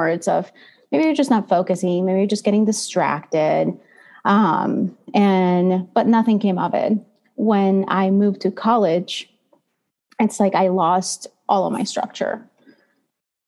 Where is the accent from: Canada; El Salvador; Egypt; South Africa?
El Salvador; moved away as an adult; now in United States; I was born and raised in El Salvador in Central America. So I'm not originally from the United States, and I just came here to go to college in 2009.